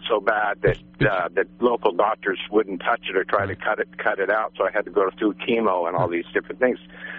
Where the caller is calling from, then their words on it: Blocksburg, California, United States; I'm from Blocksburg area.